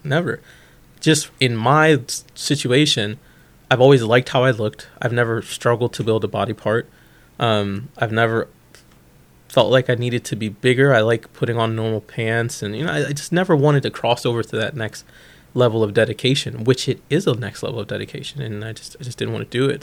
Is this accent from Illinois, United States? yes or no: yes; Bolingbrook, Illinois, United States; Bolingbrook, Illinois, um, which is a western suburb of Chicago